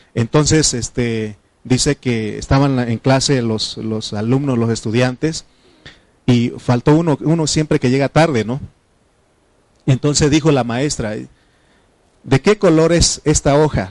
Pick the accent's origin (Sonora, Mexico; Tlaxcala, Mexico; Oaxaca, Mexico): Oaxaca, Mexico; Triqui; first language Triqui; Spanish is a second language; de niño, este, mi, lengua materna es, es un este, idioma eh, de, se llama triqui